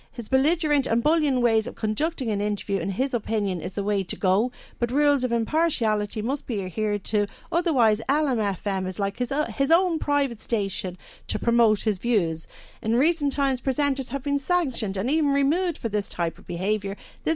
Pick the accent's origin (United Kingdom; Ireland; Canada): Ireland; Dundalk, Leinster; I'm from Dundalk, and anybody I've spoken to in Dundalk thinks it's mad.